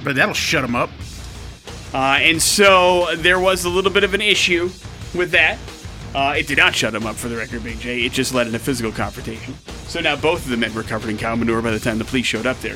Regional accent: Wisconsin, United States; moved away; I grew up in Wisconsin, which means I grew up with uh, around a lot of dairy farms.

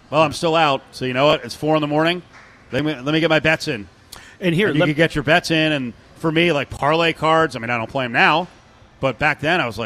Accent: Oxnard, California, United States; I like that. I'm from Oxnard.

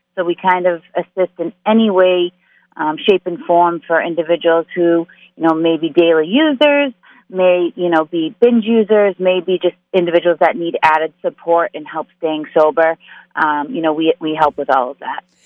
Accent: Massachusetts, United States; I am from Massachusetts, born and raised

